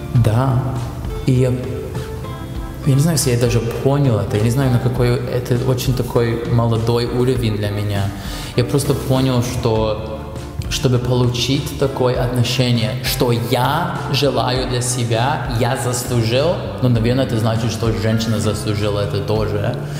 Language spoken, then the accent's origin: Russian; Canada; Russian is a second language; moved away as an adult; now in Russia; когда я родился в Канаде